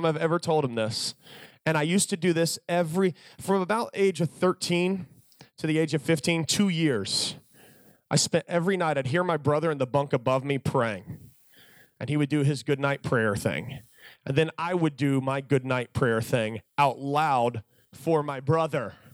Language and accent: English; Virginia, United States; I was from Virginia